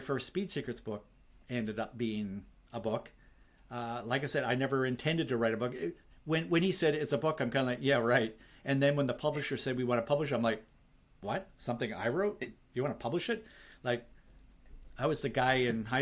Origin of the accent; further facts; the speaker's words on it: Vancouver, British Columbia, Canada; Vancouver, my hometown